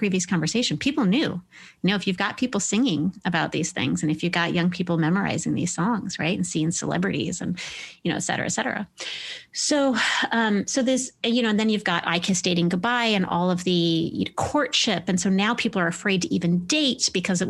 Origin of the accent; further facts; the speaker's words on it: Midwest, United States; I was raised evangelical in the Midwest